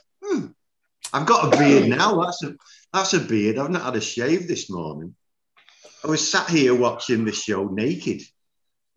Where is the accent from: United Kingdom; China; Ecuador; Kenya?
United Kingdom; England; moved away as an adult; now in Germany; I'm English, born and bred.